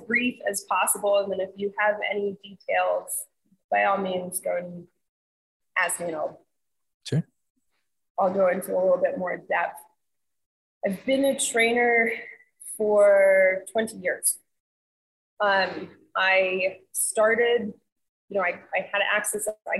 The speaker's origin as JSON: {"language": "English", "town": "New York City", "region": "New York", "country": "United States", "tie": "born or raised there", "moved": "as an adult", "lives_now": "Florida, United States", "said": "I'm from New York City. I was born and raised there. I came here for school in 99"}